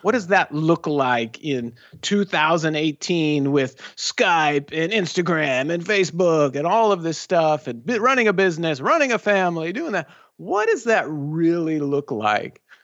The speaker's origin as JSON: {"language": "English", "region": "Southern California", "country": "United States", "tie": "born or raised there", "said": "We're both born and raised here in Southern California."}